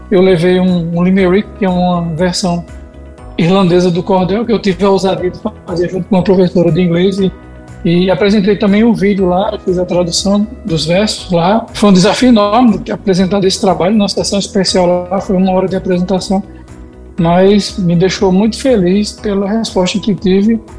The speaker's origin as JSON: {"language": "Portuguese", "region": "Paraíba", "country": "Brazil", "said": "É um veículo de comunicação que aqui no Nordeste já tinha muita força, principalmente aqui"}